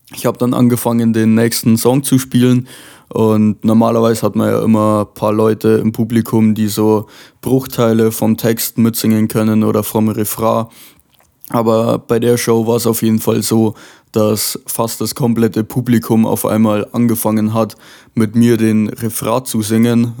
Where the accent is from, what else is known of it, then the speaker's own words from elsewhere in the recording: Lower Bavaria, Germany; aus Niederbayern